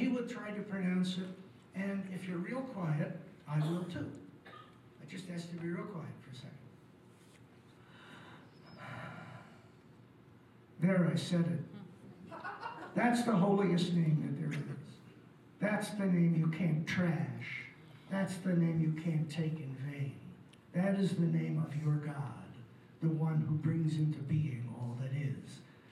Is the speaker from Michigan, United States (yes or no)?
yes; Detroit, Michigan, United States; in Hebrew school growing up in Detroit